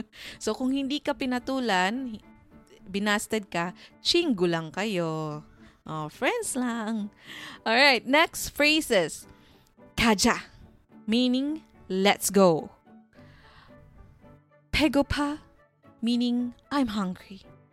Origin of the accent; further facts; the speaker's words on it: Canada; I am not Korean. I am just a Filipino-Canadian tita that just loves K-drama.